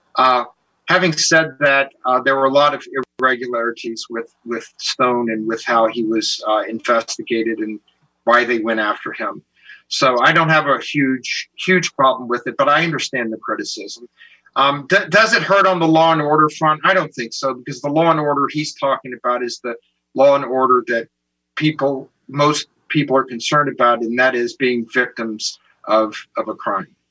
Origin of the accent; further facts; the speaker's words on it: the South, United States; I'm from the South